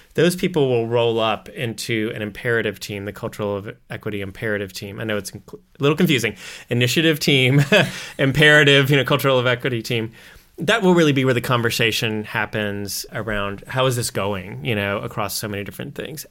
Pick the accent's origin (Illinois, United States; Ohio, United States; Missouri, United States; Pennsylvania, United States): Missouri, United States; we're like farmers from Missouri. We say Missouri, not Missouri